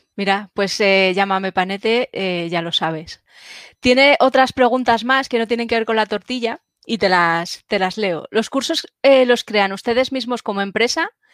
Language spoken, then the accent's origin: Spanish; Spain; los españoles